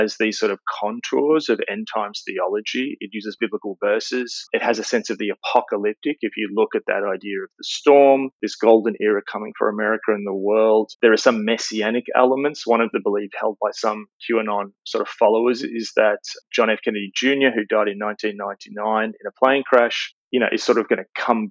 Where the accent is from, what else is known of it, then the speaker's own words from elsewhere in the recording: Australia; As an Australian